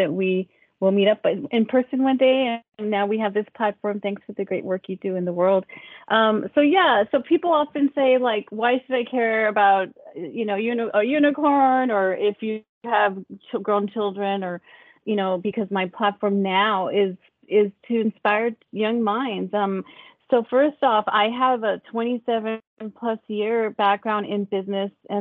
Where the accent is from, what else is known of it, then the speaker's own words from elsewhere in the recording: El Paso, Texas, United States; now in California, United States; I grew up in El Paso, Texas, and I grew up really poor